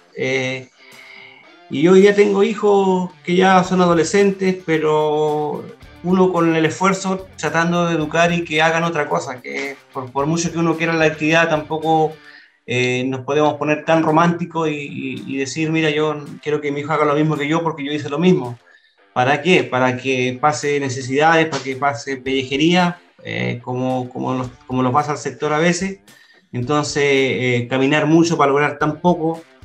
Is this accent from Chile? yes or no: yes; Chile; somos todos chilenos